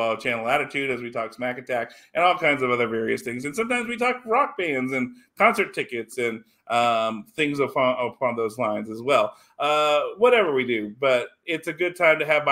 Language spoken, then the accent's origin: English; Louisiana, United States; now in Texas, United States; He came to Louisiana, came to my hometown